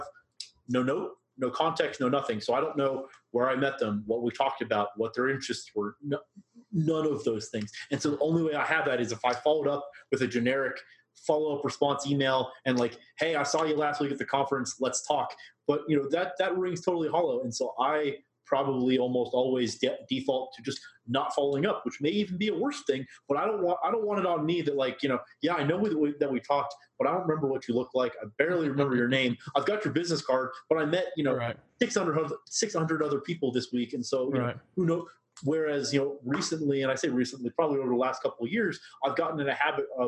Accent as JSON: {"language": "English", "town": "Boston", "region": "Massachusetts", "country": "United States", "said": "I'm from Boston, or I went to school in Boston"}